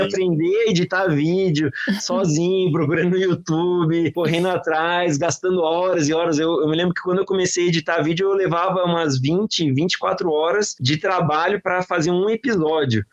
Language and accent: Portuguese; Florianópolis, Santa Catarina, Brazil; moved away; Florianópolis é minha terra natal